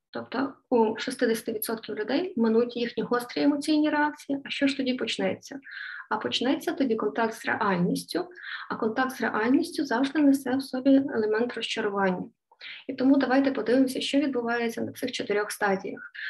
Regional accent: Lviv, Lviv Oblast, Ukraine; Я зі Львова … і з вами традиційні щоденні п'ятихвилинки психологічної грамотності української.

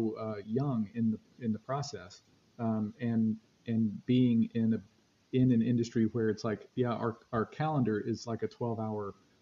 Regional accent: North Carolina, United States; and I'm from the Queen City.

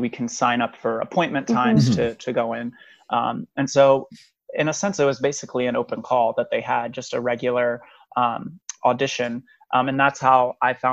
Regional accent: Nashville, Tennessee, United States; also born or lived in Memphis, Tennessee; now in New York City, United States; I grew up in Nashville, Tennessee

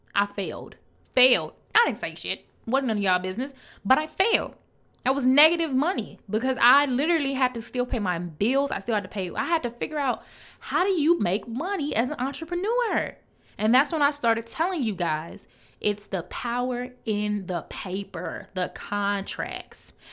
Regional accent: Chicago, Illinois, United States; I'm from Chicago, so I say growth, but it's growth

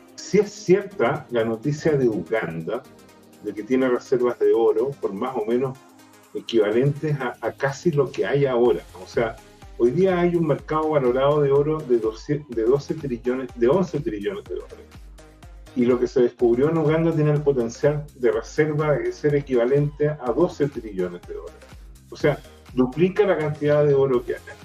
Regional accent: Chile

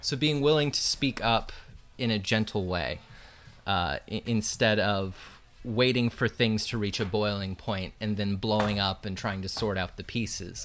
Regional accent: Findlay, Ohio, United States; I grew up mainly in Northwest Ohio, about forty-five minutes south of Toledo in a little town called Findlay

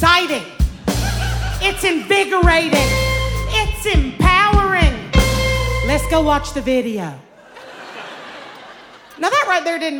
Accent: Louisiana, United States; I'm from Louisiana.

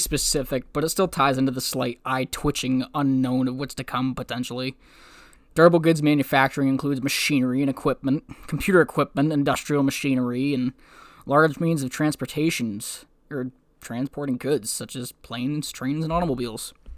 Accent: New Hampshire, United States; now in Maine, United States; my home state of New Hampshire, here in Maine

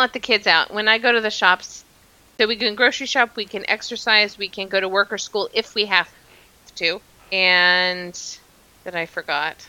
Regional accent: United States; accent: thick American; moved away as an adult; also born or lived in Queensland, Australia; now in Melbourne, Australia; my thick American accent

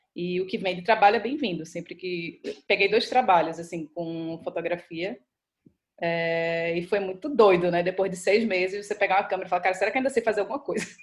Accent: Recife, Pernambuco, Brazil; moved away as an adult

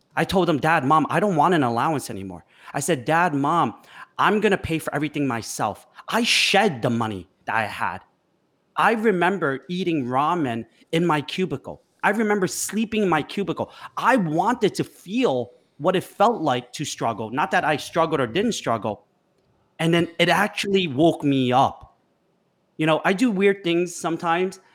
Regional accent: United States; growing up in America

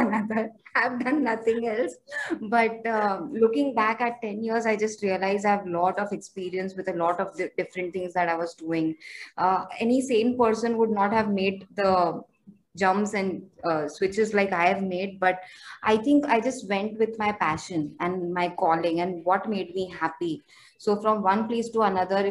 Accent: Mumbai, Maharashtra, India; I'm born and raised in Mumbai

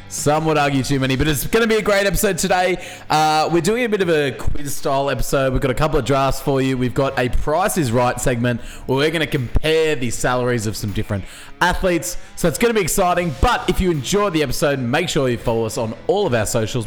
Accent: Australia; as an Australian sports fan

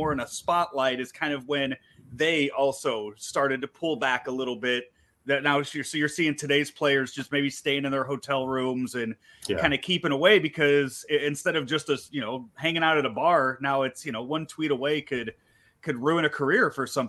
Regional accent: Chicago, Illinois, United States; I am 36 and I was born in Chicago.

